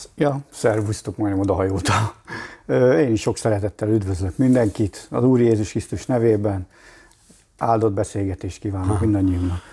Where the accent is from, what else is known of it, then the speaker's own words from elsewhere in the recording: Mosonmagyaróvár, Győr-Moson-Sopron, Hungary; moved away as an adult; also born or lived in Budapest; Moson Magyaróváron nőttem fel